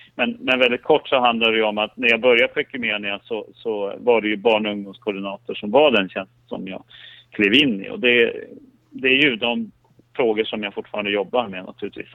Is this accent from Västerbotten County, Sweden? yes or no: yes; Skellefteå, Västerbotten County, Sweden; moved away; jag har vuxit upp i, i, i Norrland, i Skellefteå